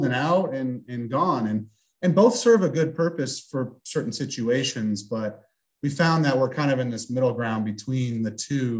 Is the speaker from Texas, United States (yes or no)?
no; St. Louis, Missouri, United States; We're from St. Louis originally, and my grandma was in Minnesota